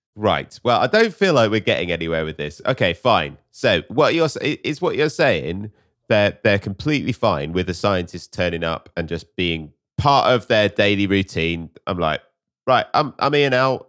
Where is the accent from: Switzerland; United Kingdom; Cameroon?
United Kingdom; as British people